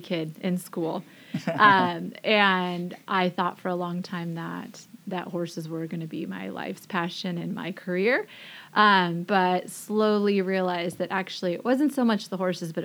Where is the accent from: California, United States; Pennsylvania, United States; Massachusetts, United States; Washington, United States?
Washington, United States; Forks; I was born and raised in Forks, Washington.